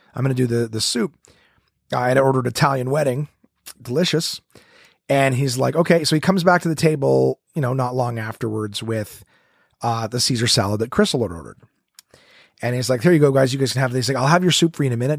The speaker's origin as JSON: {"language": "English", "town": "Ottawa", "region": "Ontario", "country": "Canada", "tie": "born or raised there", "said": "right here in my hometown, Ottawa, Ontario."}